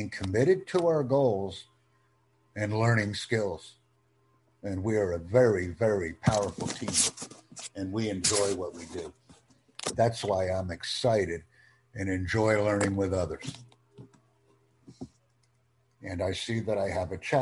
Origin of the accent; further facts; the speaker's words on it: United States; I'm from the United States